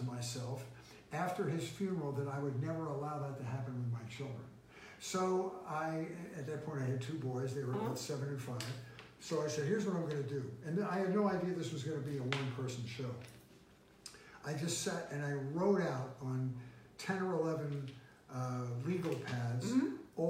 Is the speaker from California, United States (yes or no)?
no; Philadelphia, Pennsylvania, United States; Philadelphia, Pennsylvania.